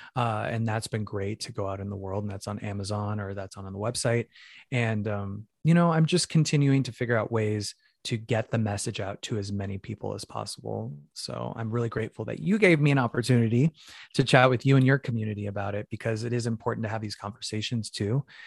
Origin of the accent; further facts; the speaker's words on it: Phoenix, Arizona, United States; moved away; I'm from Phoenix, Arizona originally, uh, Mexican American